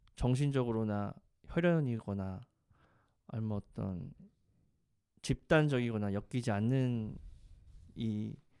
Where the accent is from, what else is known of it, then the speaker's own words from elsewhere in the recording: South Korea; 대한민국 사람이잖아요